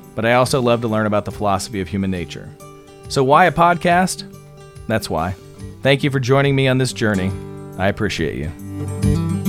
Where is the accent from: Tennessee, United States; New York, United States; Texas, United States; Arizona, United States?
Arizona, United States; Scottsdale; now in Atlanta, United States; I grew up in Scottsdale, Arizona